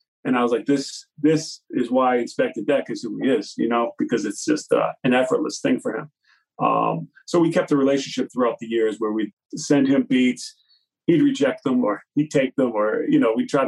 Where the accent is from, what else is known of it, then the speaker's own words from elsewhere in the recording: Massachusetts, United States; I grew up out here in Mass